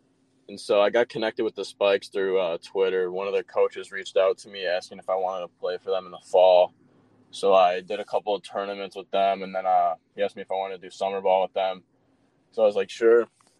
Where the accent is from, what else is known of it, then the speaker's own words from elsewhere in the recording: Illinois, United States; I'm from Illinois.